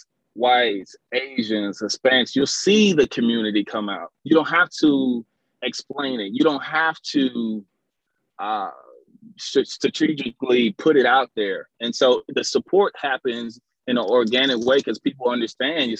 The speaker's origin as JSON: {"language": "English", "town": "Pearland", "region": "Texas", "country": "United States", "tie": "born or raised there", "said": "growing up in Pearland in the suburbs"}